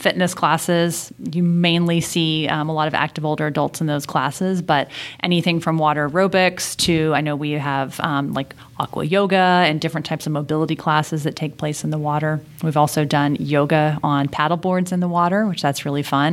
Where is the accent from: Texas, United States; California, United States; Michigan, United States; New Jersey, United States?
Texas, United States; Houston; moved away; I grew up in Houston, Texas